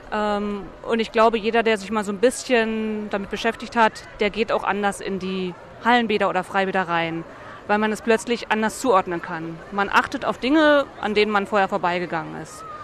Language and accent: German; Berlin, Germany; born there; ich bin in Berlin geboren, mein Vater ist in Berlin geboren, seine Mutter ist in Berlin geboren, also der Bezug zur Stadt ist, ist da.